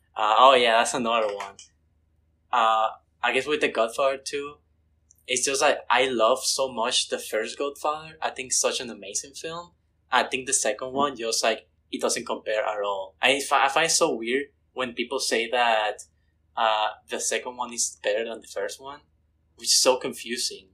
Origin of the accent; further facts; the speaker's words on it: Mexico; moved away; I'm originally from Mexico.